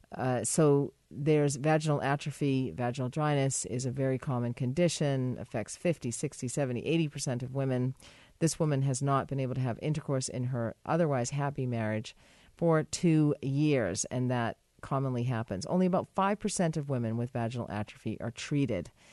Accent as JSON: {"language": "English", "country": "United States", "moved": "yes", "said": "my home country"}